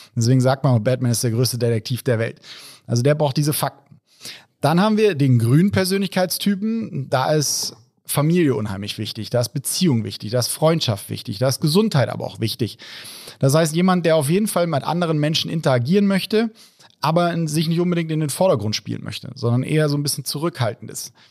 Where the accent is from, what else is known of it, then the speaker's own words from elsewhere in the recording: Rhine-Main area, Germany; Ich komme aus dem Rhein-Main-Gebiet